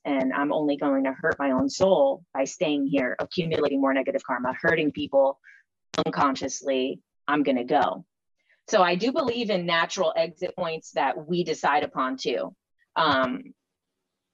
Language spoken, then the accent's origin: English; Jersey City, New Jersey, United States; I grew up in Jersey City